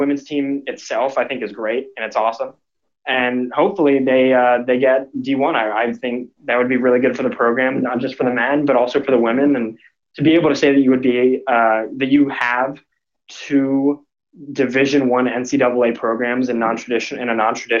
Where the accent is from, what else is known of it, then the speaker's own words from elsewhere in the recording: Plano, Texas, United States; Plano, my hometown